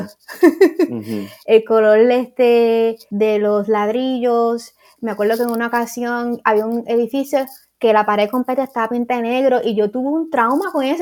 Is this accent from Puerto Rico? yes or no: yes; Puerto Rico; moved away; yo vine de Puerto Rico para acá